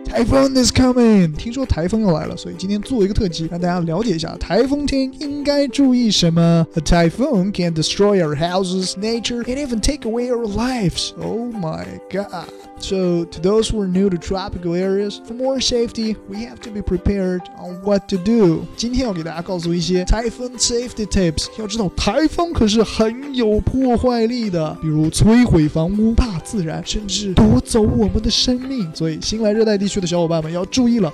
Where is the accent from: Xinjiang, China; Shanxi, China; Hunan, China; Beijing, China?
Xinjiang, China; accent: Xinjiang dialect; 用我们新疆话说